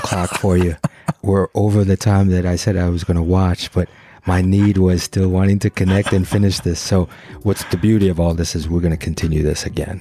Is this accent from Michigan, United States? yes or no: yes; Detroit, Michigan, United States; I grew up in Detroit.